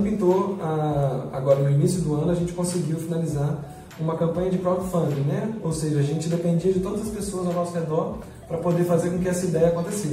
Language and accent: Portuguese; Linhares, Espírito Santo, Brazil; eu sou um cara que nasci no Pontal do Piranga, meu pai é biólogo, eu vivi na praia é, até os seis anos de idade